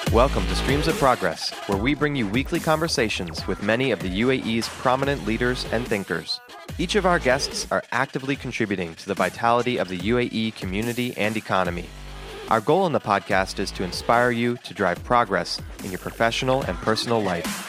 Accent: Turkey; I'm from Turkey

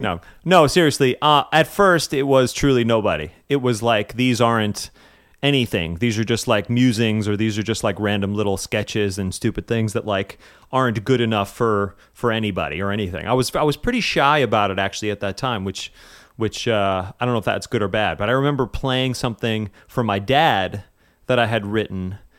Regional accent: West Harrison, New York, United States; I am originally from a small place called West Harrison, New York. up in Westchester County

